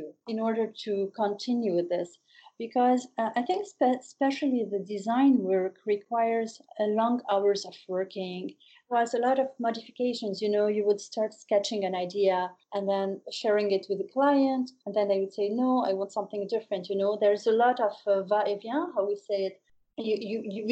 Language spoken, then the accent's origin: English; Beirut, Beirut Governorate, Lebanon; also born or lived in New York City, United States; when I came back home, which is Beirut, I moved back to Beirut.